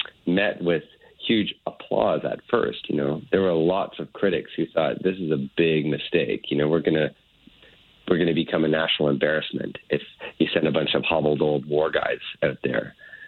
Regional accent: Toronto, Ontario, Canada; You know, I played hockey as a kid growing up in North Toronto, just like pretty much everybody did in the 70s.

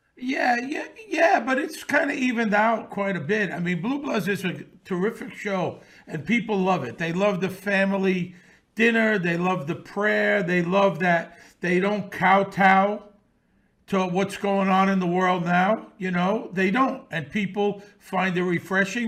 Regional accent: New York City, New York, United States; I grew up around this in Bensonhurst in the sixties and seventies

